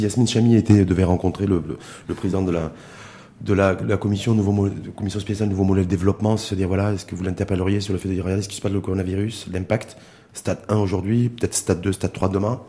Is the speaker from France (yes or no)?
no; Morocco; chez nous, au Maroc